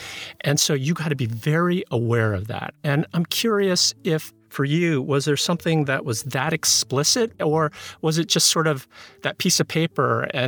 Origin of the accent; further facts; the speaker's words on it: United States; We're both Korean-American children of immigrants. We're born in the United States